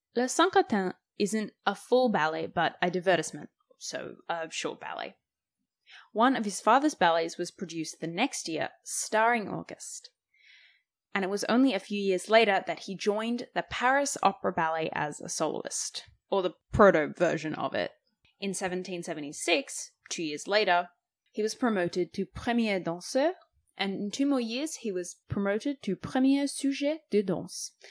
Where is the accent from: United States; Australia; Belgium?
Australia; Growing up in Australia